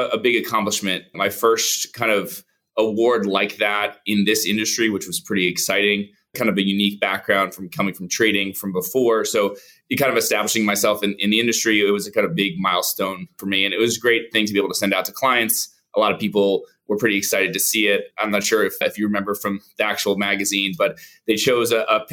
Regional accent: Plantation, Florida, United States; also born or lived in Atlanta / New York City; I'm born and raised in Florida, Plantation, Florida, kind of a suburb of Fort Lauderdale

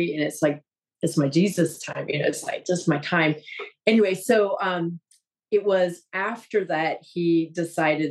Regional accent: Wisconsin, United States; now in Florida, United States; I grew up in Wisconsin, Catholic

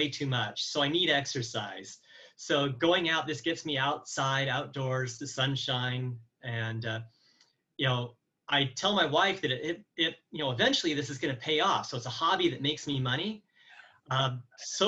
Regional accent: Astoria, Oregon, United States; moved away; also born or lived in Evansville, Indiana / Alabama; I was actually born in Evansville, Indiana, moved to Oregon when I was 5, and that's where I grew up. I grew up in Astoria

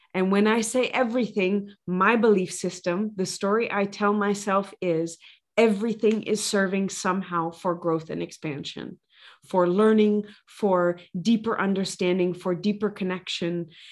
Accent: Louisiana, United States; I come from Louisiana

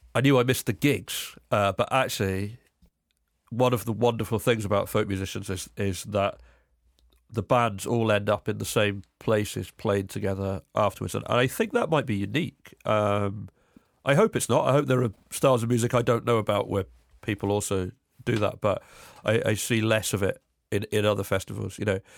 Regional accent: Cambridge, East of England, United Kingdom; I'm from England. I grew up in Cambridge, which is just outside London

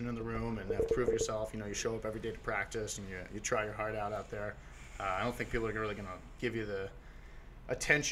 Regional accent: Boston, Massachusetts, United States; moved away as an adult; also born or lived in Oregon; now in Portland, United States; I grew up in Boston, and I rooted for the Celtics through high school

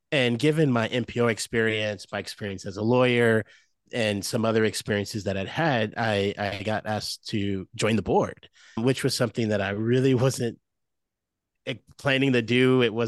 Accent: Moline, Illinois, United States; I grew up in Illinois, about 2 hours from Chicago, a place called Moline, Illinois, if anyone of your listeners is familiar with that area, Go Quad Cities.

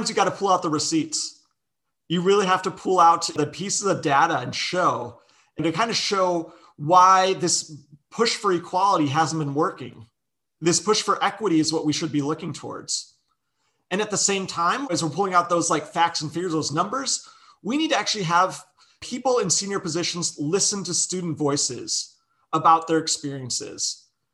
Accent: Chicago, Illinois, United States; moved away as an adult; also born or lived in Las Vegas, Nevada; I grew up in Chicago, moved to Las Vegas for undergrad

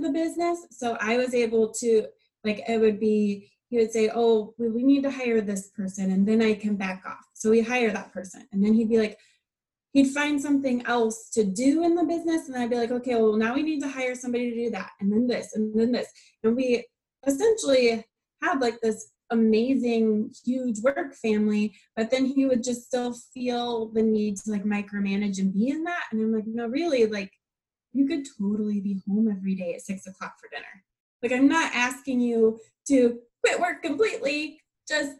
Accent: Kansas, United States; moved away as an adult; now in Ohio, United States; I'm from Kansas originally, and I'm used to like the slower pace, like farm life.

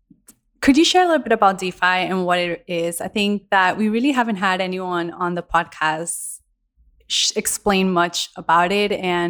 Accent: Colombia; moved away; also born or lived in United States; I'm also from Colombia

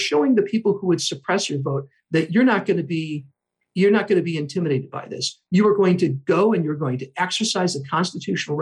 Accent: Whitefish Bay, Wisconsin, United States; moved away as an adult; also born or lived in Philadelphia / Chicago; I grew up in the Milwaukee area. I grew up in Whitefish Bay, very privileged community

